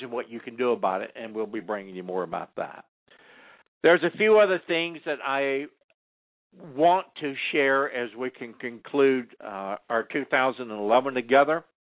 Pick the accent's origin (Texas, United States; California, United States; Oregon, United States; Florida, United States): California, United States; as a Californian